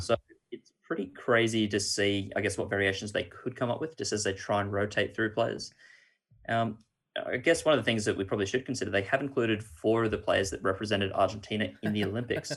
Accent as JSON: {"language": "English", "country": "Australia", "said": "we are Australian"}